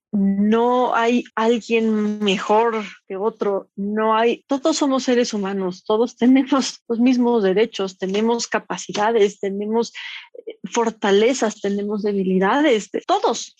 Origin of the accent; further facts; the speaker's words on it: Mexico; como mujer, como mexicana, joven